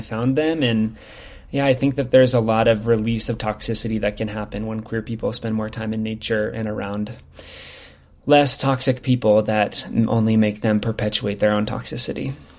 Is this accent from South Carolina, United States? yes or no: no; Lincoln, Nebraska, United States; now in Bend, United States; I'm from Lincoln, which is the capital city